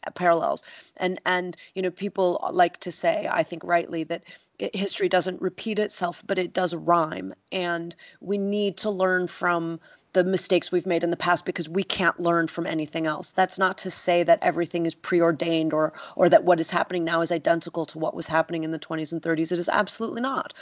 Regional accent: United States; now in London, United Kingdom; as an American who lives abroad

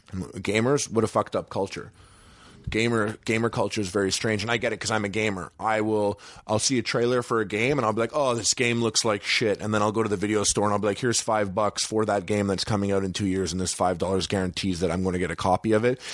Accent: Canada; moved away as an adult; now in Los Angeles, United States; I'm Canadian

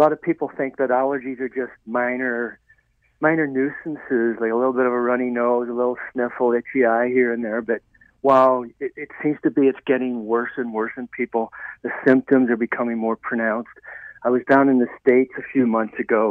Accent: Ireland; moved away; I was raised in Ireland

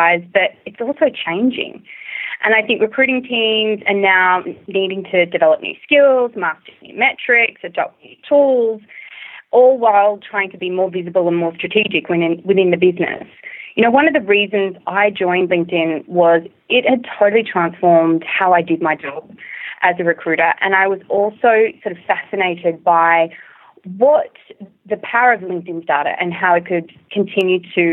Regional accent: Australia; accent: Australian; moved away as an adult; also born or lived in China / Singapore; now in San Francisco, United States; If you haven't already guessed from my accent, I'm originally from Australia

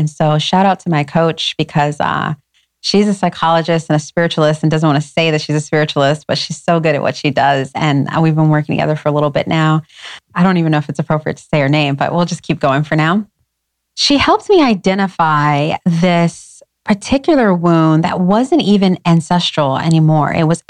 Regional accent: Schaumburg, Illinois, United States; also born or lived in Detroit / Inglewood; grew up in a beautiful suburban, you know, Schaumburg, blue ribbon schools.

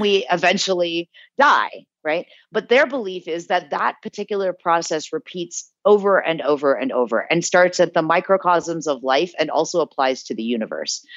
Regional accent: South Bend, Indiana, United States; also born or lived in New Jersey; now in India; I was born in New Jersey and I grew up in Indiana

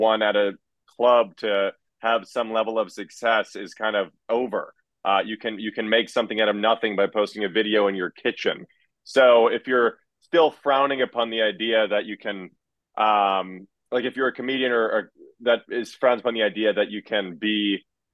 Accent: Chicago, Illinois, United States; now in New York, United States; I'm from Chicago. I grew up about 5 minutes away from Second City

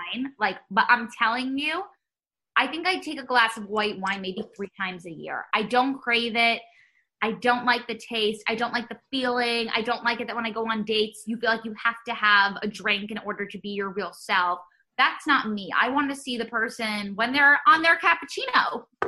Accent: New York City, New York, United States; growing up in New York

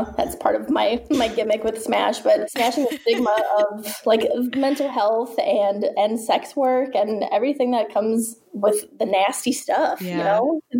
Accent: Midwest, United States; now in Texas, United States; I recently moved, been here in Texas for a little over a year, and I come from the Midwest. So speaking of, like, stigmas, the Midwest is pretty close-minded for the most part.

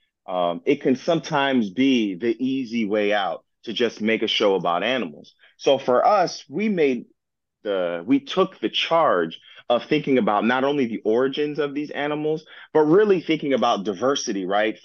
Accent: Miami-Dade County, Florida, United States; I was born and raised in Miami-Dade County

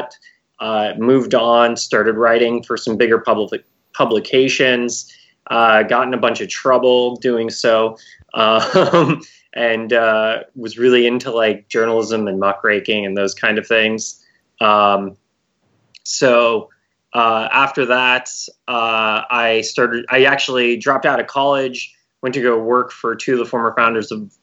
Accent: Bay Area, California, United States; I'm born and raised in the Bay Area

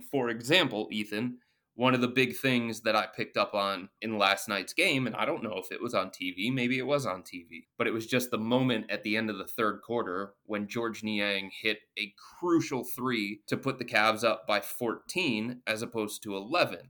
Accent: Cleveland, Ohio, United States; I was born and raised in the Cleveland area

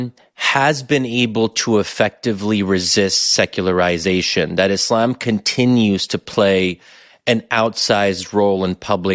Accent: United States; as an American Muslim

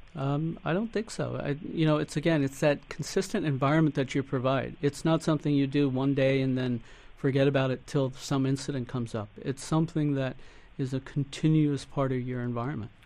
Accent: United States; Us being second generation, my son third generation, we're more inclined to look for assimilation because we've grown up in an environment where we came through the school systems here

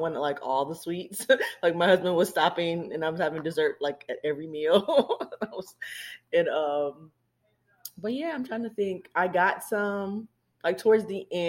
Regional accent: Charlotte, North Carolina, United States; moved away as an adult; now in South Carolina, United States; I was born and raised in Charlotte, North Carolina

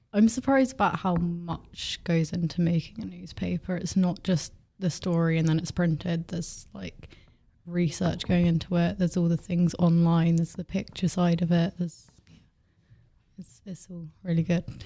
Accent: Bournemouth, South West England, United Kingdom; I'm seventeen from Bournemouth

